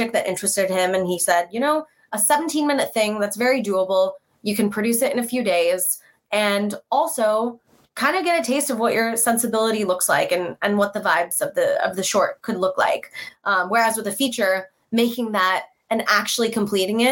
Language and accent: English; California, United States; I'm from California, born and raised.